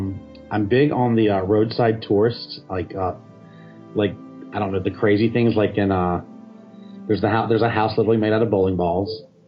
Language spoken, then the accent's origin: English; North Carolina, United States; now in Florida, United States; I grew up on the Atlantic in North Carolina